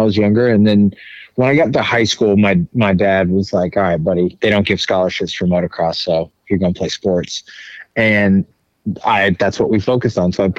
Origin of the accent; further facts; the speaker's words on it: Mustang, Oklahoma, United States; I grew up in Mustang, Oklahoma, or a little town about 20, 30 miles west of Oklahoma City.